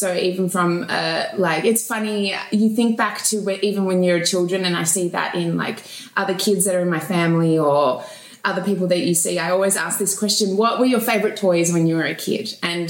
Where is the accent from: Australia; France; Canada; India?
Australia; Melbourne, Victoria; I grew up, I was born in Melbourne, Australia, so this is always going to be home.